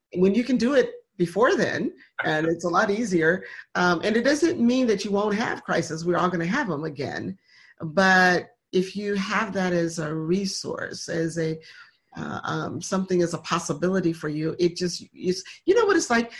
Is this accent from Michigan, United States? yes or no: yes; Michigan, United States; now in Atlanta, United States; we were raised in Michigan